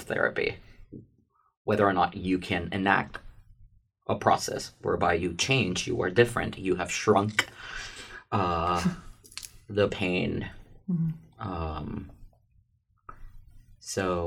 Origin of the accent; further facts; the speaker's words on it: Puerto Rico; now in New York City, United States; I come from Puerto Rico. I grew up nearish a beach